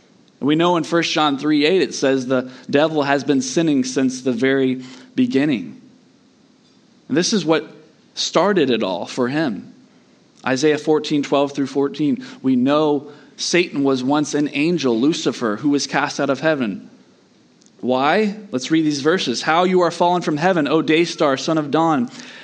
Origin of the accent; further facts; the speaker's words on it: Southeast, United States; But I grew up in the Southeast, and if you've ever lived out west in those kinds of places